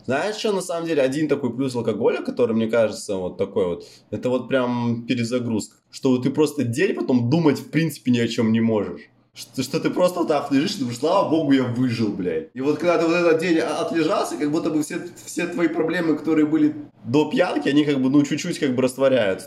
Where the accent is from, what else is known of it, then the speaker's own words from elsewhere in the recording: White Sea coast, Russia; moved away; also born or lived in Black Sea; я же, ну, плюс-минус вырос на море